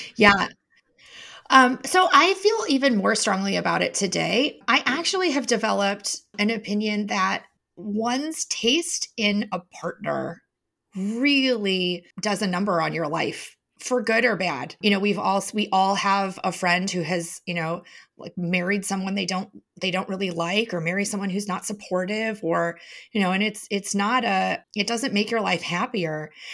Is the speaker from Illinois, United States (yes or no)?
yes; Chicago, Illinois, United States; moved away; also born or lived in Madison; I grew up in Chicago